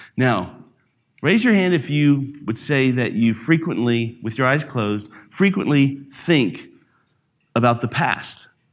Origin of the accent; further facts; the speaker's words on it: Alabama, United States; also born or lived in New York / Jackson, Mississippi / Branson, Missouri; now in Denver, United States; I'm from Alabama. So, I grew up in the country where there's a lot of pig farms.